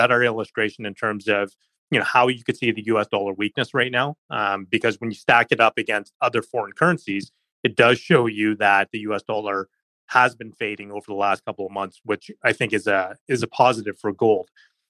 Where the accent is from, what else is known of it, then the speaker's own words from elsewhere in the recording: Canada; as a Canadian investor